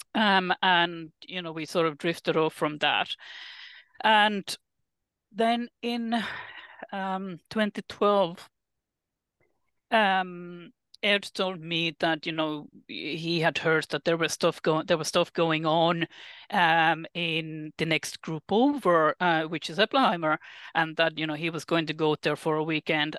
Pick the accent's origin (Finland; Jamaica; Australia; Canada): Finland; moved away as an adult; I am originally from Finland